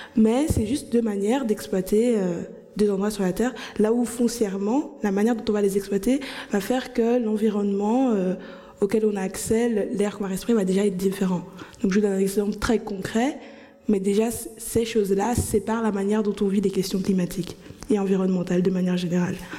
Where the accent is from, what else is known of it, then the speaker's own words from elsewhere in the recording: Anderlecht, Brussels-Capital Region, Belgium; Bruxelles, je dirais par exemple euh, Anderlecht, là où j'ai grandi